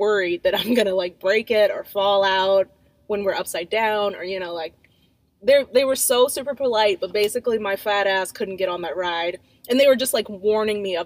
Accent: United States; I'm American

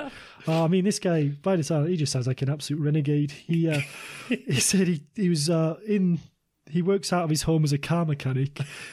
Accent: England, United Kingdom; being English

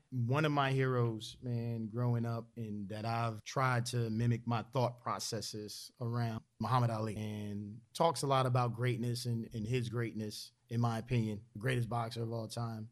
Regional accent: Philadelphia, Pennsylvania, United States; growing up in Philadelphia

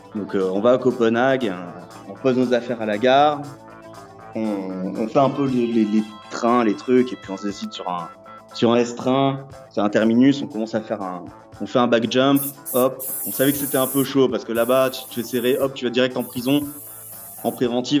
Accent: France; je suis français

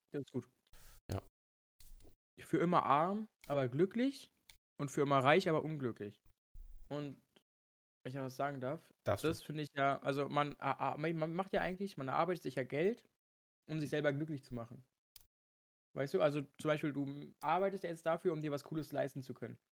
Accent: Germany; mein Heimatland nie wieder zu verlassen, dass ich einfach Deutsch spreche

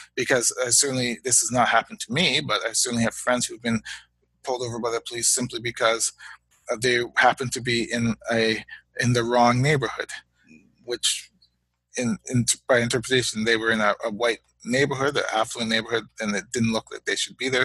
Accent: Hamilton, Ontario, Canada; also born or lived in United States; now in Guelph, Canada; I was born in Hamilton, Ontario, in Canada, um, to parents of Guyanese heritage.

